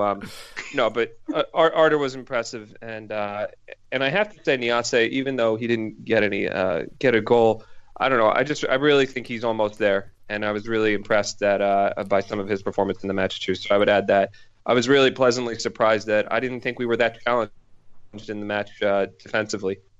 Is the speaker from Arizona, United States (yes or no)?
no; Philadelphia, Pennsylvania, United States; now in Boston, United States; I live outside of Boston, um, and I'm originally from Philadelphia